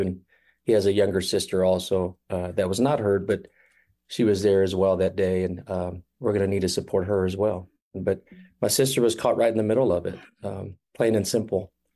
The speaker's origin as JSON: {"language": "English", "town": "Kansas City", "region": "Missouri", "country": "United States", "tie": "born or raised there", "said": "we all were born and raised in Kansas City"}